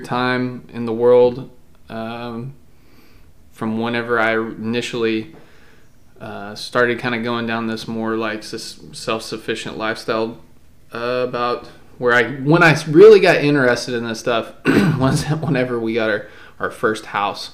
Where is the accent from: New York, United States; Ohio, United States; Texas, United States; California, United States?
Texas, United States; also born or lived in Palo Pinto, Texas; I did grow up in the country here in Texas, but I live in the city now